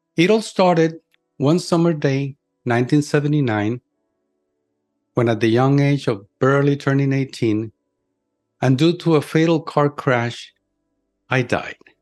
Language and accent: English; Puerto Rico; in my hometown, my little island of Puerto Rico.